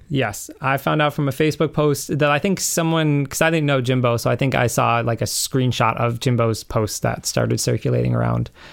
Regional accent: Western Massachusetts, United States; moved away as an adult; now in Charlestown, United States; I grew up out in Western Mass in the middle of the woods.

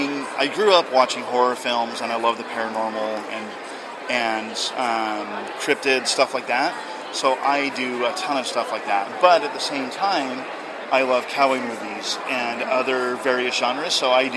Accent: Salt Lake City, Utah, United States; moved away as an adult; now in Arkansas, United States; I originally am from Salt Lake City, Utah, and we just recently moved out to Arkansas like 4 months ago.

